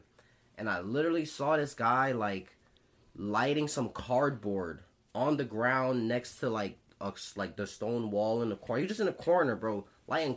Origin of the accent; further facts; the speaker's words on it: Philadelphia, Pennsylvania, United States; also born or lived in Bloomsburg; us growing up in Philly